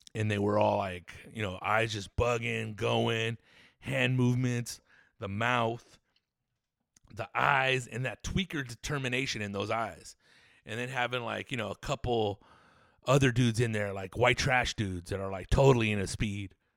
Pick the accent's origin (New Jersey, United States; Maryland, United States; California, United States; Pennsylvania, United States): California, United States; Riverside; born and raised in Riverside, California.